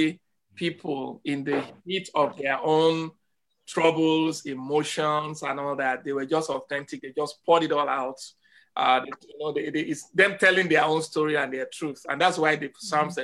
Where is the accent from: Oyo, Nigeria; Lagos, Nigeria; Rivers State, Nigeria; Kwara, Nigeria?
Lagos, Nigeria; now in Evanston, United States; I was born in Papa Ashafa Agege